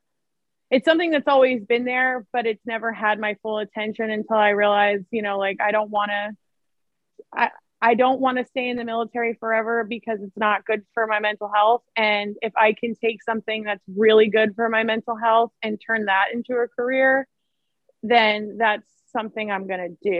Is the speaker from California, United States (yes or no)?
no; Seabrook, Texas, United States; moved away as an adult; now in San Diego, United States; I'm like maybe like 30 minutes from Galveston. So I'm like near like the Seabrook, LaPorte area